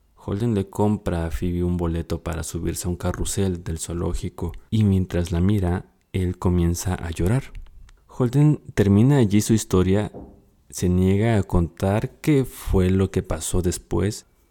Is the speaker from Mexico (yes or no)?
yes; Mexico; Soy de México